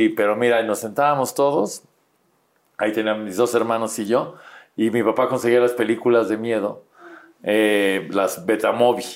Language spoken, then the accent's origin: Spanish; Mexico City, Mexico; Y ahí, ahí fue donde nací, pero soy chilango.